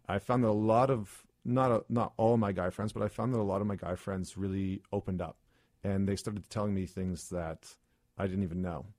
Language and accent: English; Alberta, Canada; I grew up in Alberta, which is, as we all know, kind of like the Texas of Canada